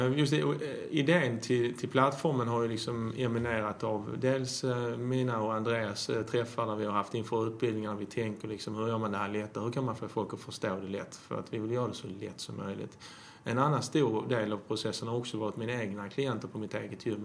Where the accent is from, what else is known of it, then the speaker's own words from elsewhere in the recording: Skåne, Sweden; also born or lived in Jämtland; Jag är uppväxt eh, till mesta delen i Skåne men jag har faktiskt bott i Jämtland, tro det eller ej